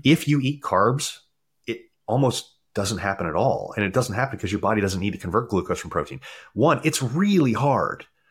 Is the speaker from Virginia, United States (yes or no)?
no; Maryland, United States; moved away; I grew up in Maryland